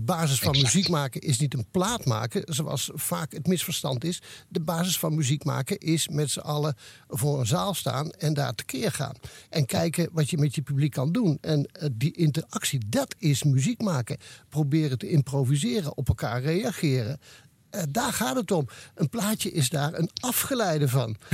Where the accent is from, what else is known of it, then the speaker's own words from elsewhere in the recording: Oisterwijk, North Brabant, Netherlands; mijn geboorteplaats Oosterwijk